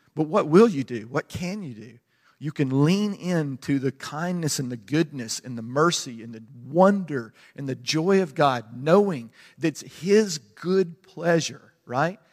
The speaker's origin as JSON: {"language": "English", "country": "United States", "said": "I'm American"}